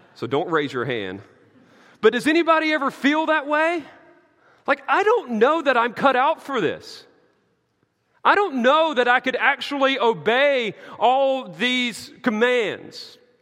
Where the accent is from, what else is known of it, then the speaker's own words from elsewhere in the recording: the South, United States; I'm from the South